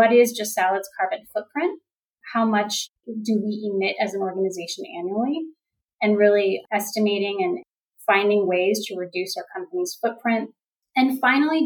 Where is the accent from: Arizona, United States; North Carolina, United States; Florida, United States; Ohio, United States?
Florida, United States; moved away; also born or lived in New York City; as a child growing up in Florida near the ocean